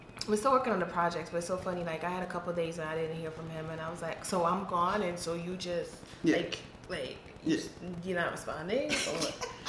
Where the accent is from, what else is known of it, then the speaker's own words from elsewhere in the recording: Trinidad & Tobago; moved away; I grew up in Trinidad